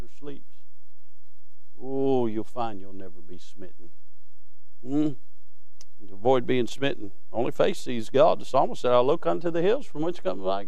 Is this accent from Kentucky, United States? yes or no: yes; Williamsburg, Kentucky, United States; I grew up in Berg. That was short for Williamsburg